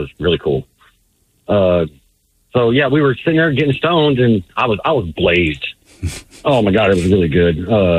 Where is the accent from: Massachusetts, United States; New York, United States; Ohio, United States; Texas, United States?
Texas, United States; Fort Worth; I'm born and raised in Fort Worth, 1980.